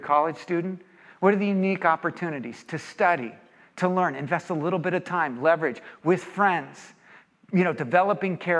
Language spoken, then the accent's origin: English; Orange County, California, United States; I'm from Orange County, I'm around a lot of business people.